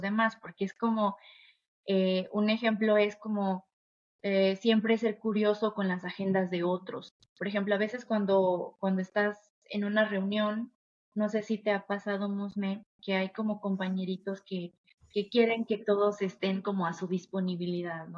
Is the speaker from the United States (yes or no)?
no; Mexico; soy latina. Soy de un país que la verdad eh, es muy generoso, es muy amoroso también. Em, las personas mexicanas yo siento que siempre tendemos la mano